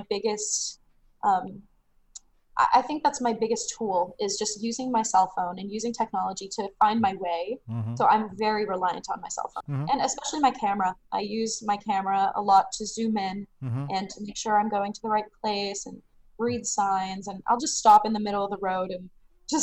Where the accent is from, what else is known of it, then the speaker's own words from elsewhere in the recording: Sudbury, Ontario, Canada; now in Ottawa, Canada; I grew up north in Sudbury.